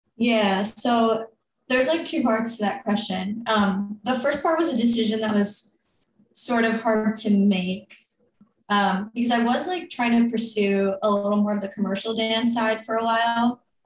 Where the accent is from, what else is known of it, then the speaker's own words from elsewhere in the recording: New York, United States; I grew up here in New York and you know, grew up dancing